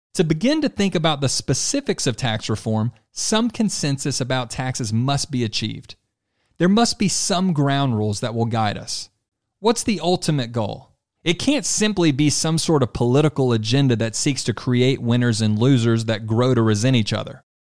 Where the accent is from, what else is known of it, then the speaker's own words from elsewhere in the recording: Louisiana, United States; Lewis's home state and my home state as well, Louisiana